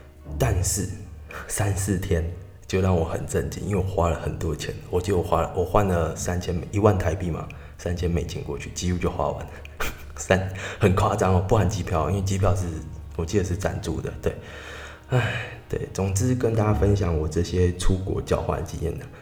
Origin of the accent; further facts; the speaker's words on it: Tainan, Taiwan; 因为我就是台南人嘛，我很常去奇美博物馆。